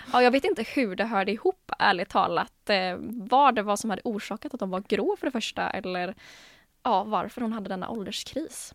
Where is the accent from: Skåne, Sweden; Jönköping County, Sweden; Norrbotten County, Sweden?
Jönköping County, Sweden; Jönköping; now in Gothenburg, Sweden; kom egentligen från Jönköping från början. Men bor ju nu här då i Göteborg